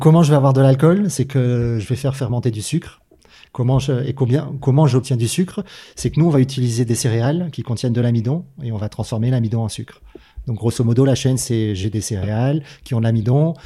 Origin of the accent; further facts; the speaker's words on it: Manosque, Provence-Alpes-Côte d'Azur, France; je viens de Manosque